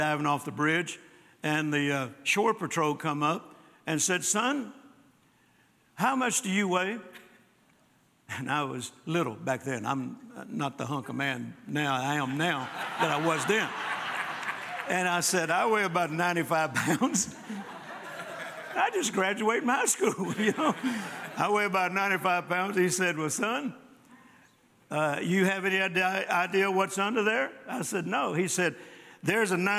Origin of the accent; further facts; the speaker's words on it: Louisiana, United States; also born or lived in Mississippi; now in Texas, United States; I was born in Mississippi and grew up in Louisiana and then got hit to Texas just as fast as I could.